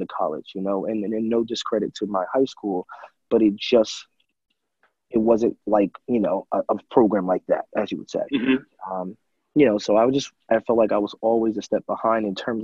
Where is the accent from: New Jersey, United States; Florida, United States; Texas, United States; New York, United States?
New Jersey, United States; Carteret; also born or lived in Hoboken, New Jersey; I was born in Hoboken, New Jersey, and I kind of was raised in Jersey City till I was about 10, and then I transitioned in fourth grade to Carteret, New Jersey